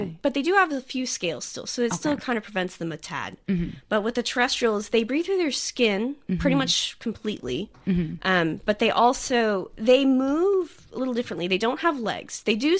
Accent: United States; now in Sydney, Australia; I'm from the United States

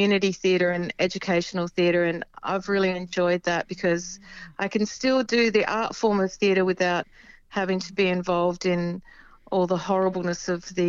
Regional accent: Adelaide, South Australia, Australia; I come from Adelaide

